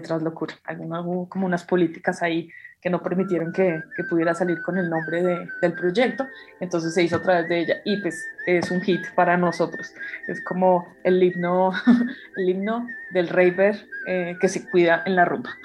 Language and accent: Spanish; Bogotá, Colombia; Vivo, eh, actualmente estoy viviendo como a las afueras de Bogotá, pero soy, soy de Bogotá